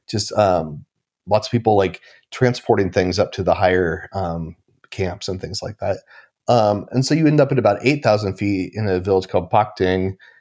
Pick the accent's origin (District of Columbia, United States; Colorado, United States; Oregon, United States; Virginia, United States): Oregon, United States; Portland; I grew up in Portland, Oregon